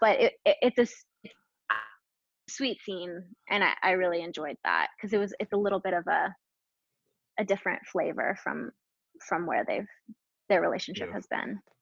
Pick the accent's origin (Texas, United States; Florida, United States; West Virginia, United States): Florida, United States; Jacksonville; also born or lived in California / Ponte Vedra, Florida; I was born in California, but I grew up in Jacksonville, Florida.